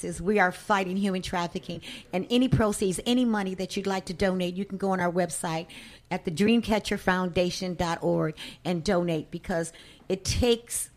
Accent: Chicago, Illinois, United States; My experience was growing up in Chicago

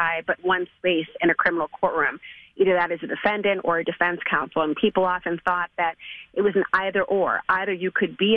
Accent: St. Paul, Minnesota, United States; moved away; also born or lived in New York; I was raised in St. Paul

